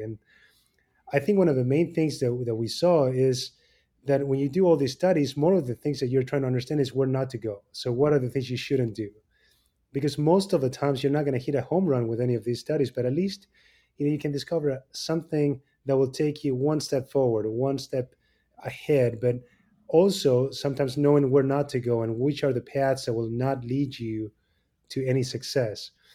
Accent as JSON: {"language": "English", "country": "Argentina", "tie": "born or raised there", "moved": "as an adult", "lives_now": "Chicago, United States", "said": "I was born in Argentina and, um, you know, came and did three fellowships here in the States."}